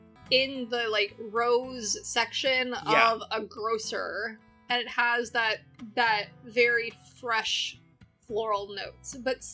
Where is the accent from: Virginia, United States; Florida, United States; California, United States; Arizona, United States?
Florida, United States; I'm from Florida and my family belongs to the orange groves.